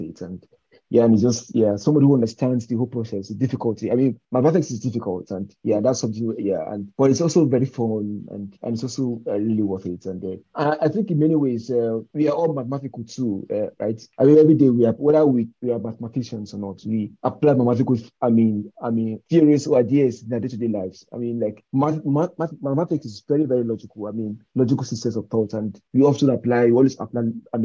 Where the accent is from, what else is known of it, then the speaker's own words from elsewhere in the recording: Nigeria; moved away; growing up in Nigeria